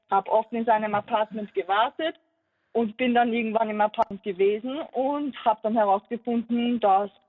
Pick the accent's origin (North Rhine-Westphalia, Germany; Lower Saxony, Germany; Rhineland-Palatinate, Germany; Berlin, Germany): Berlin, Germany; moved away as an adult; now in Vienna, Austria; Ich bin ursprünglich aus Berlin und bin für meinen Freund, ein Fußballer, bin ich nach Wien gekommen